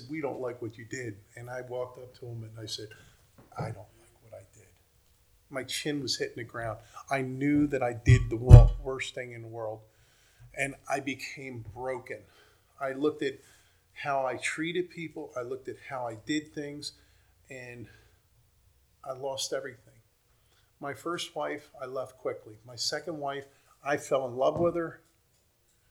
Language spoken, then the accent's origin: English; Drexel Hill, Pennsylvania, United States; moved away; also born or lived in Philadelphia; I grew up in Drexel Hill.